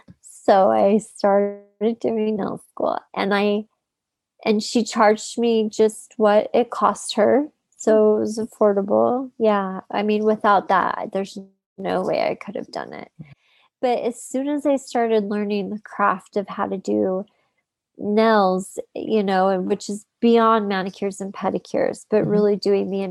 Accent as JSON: {"language": "English", "region": "Utah", "country": "United States", "tie": "born or raised there", "also_born_or_lived": "Los Angeles", "said": "my hometown, which was Utah"}